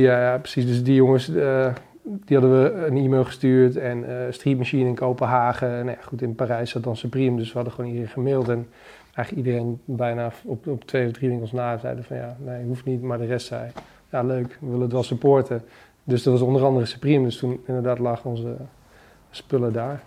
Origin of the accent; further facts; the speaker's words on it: Achterhoek, Gelderland, Netherlands; moved away; naar de achterhoek waar ik vandaan kom